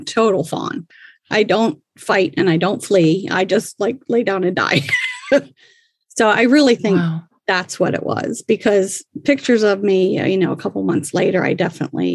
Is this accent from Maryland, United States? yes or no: yes; Baltimore, Maryland, United States; I was born in 1962 in Maryland